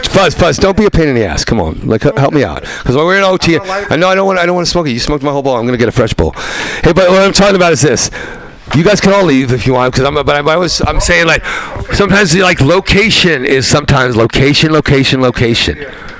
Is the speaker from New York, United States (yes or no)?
yes; New York, United States; there's this whole other world I knew that was much more tribal than the city I knew growing up in New York and the Bronx.